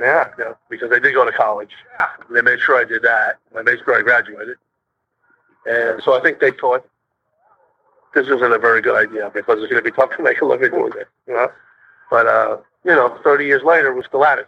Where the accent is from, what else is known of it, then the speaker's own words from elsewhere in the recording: New York City, New York, United States; moved away; also born or lived in Houston; when I was a kid in Brooklyn, fucking 10, 12 years old, the neighborhood we lived